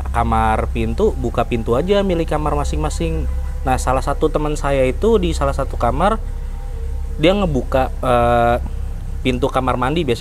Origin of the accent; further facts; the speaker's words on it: Depok, West Java, Indonesia; Saya dari Depok.